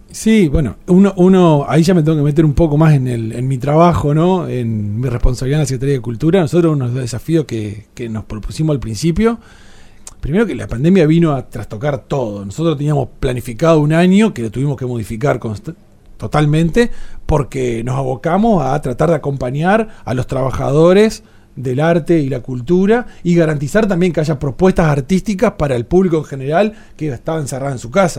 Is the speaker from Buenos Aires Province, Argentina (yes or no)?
no; Entre Ríos, Argentina; somos una, un mestizaje de todo eso en Entre Ríos